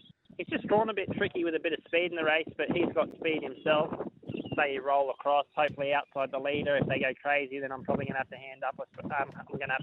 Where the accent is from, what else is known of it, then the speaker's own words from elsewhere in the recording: Queensland, Australia; I'm probably come from Queensland as well